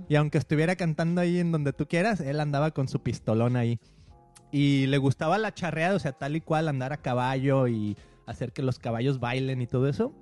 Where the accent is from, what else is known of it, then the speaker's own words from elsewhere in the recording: Guadalajara, Jalisco, Mexico; moved away; siendo de, de nuestra ciudad natal, de ahí de Guadalajara, creciendo